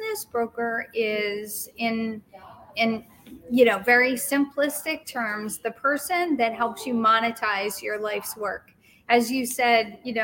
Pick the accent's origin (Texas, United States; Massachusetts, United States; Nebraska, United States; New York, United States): Massachusetts, United States; Boston; moved away as an adult; also born or lived in Penn State, Pennsylvania; I'm originally from Boston. I moved from Boston